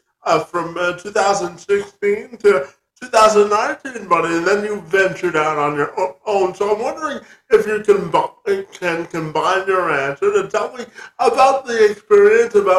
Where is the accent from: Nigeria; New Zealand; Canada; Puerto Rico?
Canada; we're both Canadians